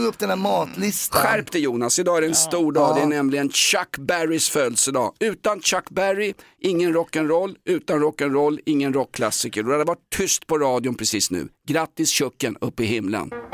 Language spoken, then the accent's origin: Swedish; Sweden; som svensk